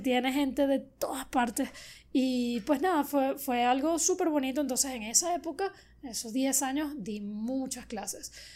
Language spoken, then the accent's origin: Spanish; Venezuela; moved away as an adult; now in Miami, United States; mi pueblo de Latillo, que es donde crecí